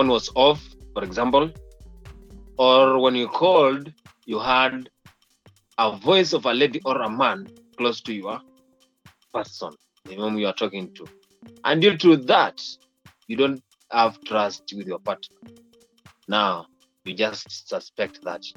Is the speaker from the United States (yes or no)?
no; Kenya; I'm from Kenya and I know how things are done in Kenya